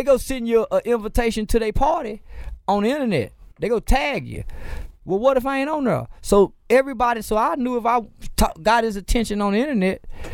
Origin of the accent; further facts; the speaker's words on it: Fort Worth, Texas, United States; I'm from Fort Worth